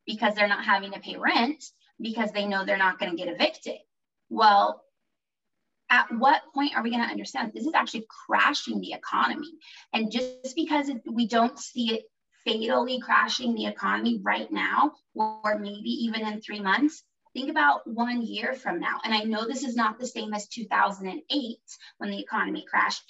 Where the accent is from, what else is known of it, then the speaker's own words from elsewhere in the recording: Norway; now in United States; I grew up in Norway